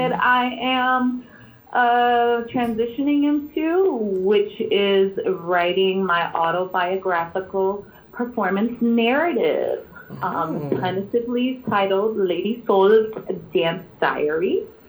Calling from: Chicago, Illinois, United States; I'm calling from Chi City, the Midwest, Chicago.

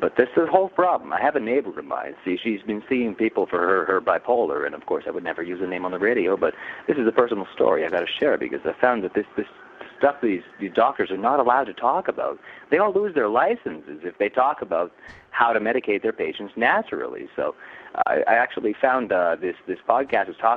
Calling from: Toronto, Ontario, Canada; I'm calling from Toronto, Canada

